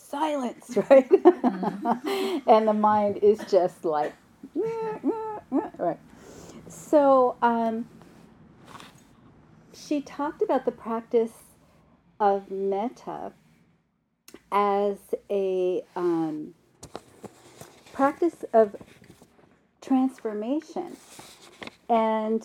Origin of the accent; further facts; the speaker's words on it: New York City, New York, United States; accent: New York; I grew up in New York in the 60s